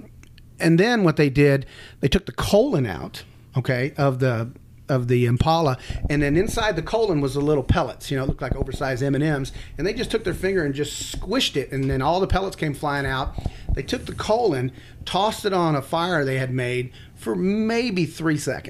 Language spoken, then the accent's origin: English; Texas, United States; I grew up in Texas hunting